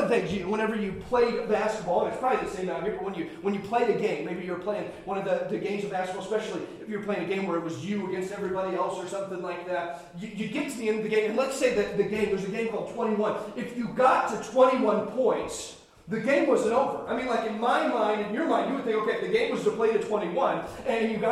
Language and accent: English; Indiana, United States; Growing up in Indiana